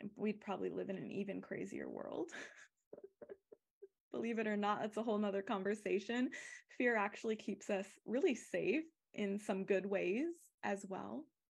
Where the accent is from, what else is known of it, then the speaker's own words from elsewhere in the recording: Arizona, United States; moved away; also born or lived in California; I grew up in Arizona